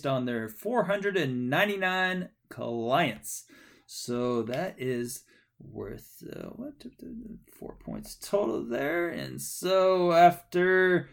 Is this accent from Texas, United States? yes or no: yes; Texas, United States; I'm from Texas